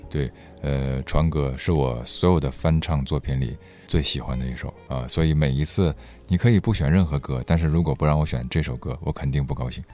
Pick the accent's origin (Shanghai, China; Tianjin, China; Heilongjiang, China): Heilongjiang, China; Harbin; accent: Northeastern Mandarin; moved away as an adult; also born or lived in Beijing (ancestral home); now in Guangzhou, China; 我是一个生在东北的北京人，我爷爷是说北京话的但是我不会说，我到广州十五年也就只会说东北话